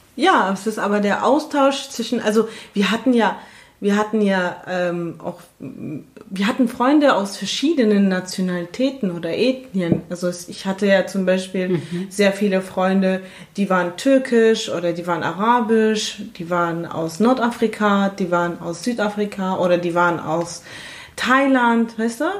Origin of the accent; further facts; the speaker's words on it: Germany; accent: Badensian and Palatinate; moved away as an adult; also born or lived in Frankfurt; ich da so ein bisschen den badensischen und felsischen Akzent habe